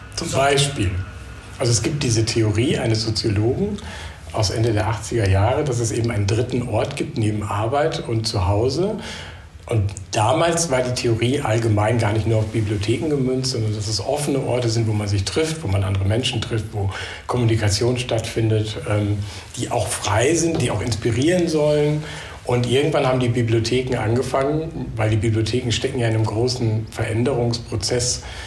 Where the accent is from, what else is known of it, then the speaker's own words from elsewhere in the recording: Münster, North Rhine-Westphalia, Germany; moved away as an adult; now in Düsseldorf, Germany; ich bin äh, Westfale eigentlich, Westfale im Exil sozusagen